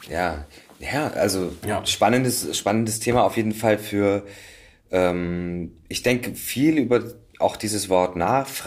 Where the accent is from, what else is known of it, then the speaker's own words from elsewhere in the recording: Saxony, Germany; Ich komme aus Sachsen und ja.